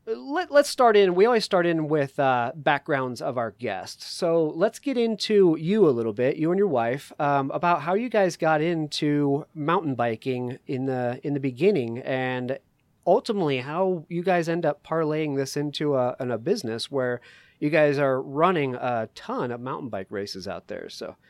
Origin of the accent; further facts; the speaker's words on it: Connecticut, United States; now in Colorado, United States; I am an East Coaster. 20 years ago, I moved to Colorado from the East Coast up in Connecticut.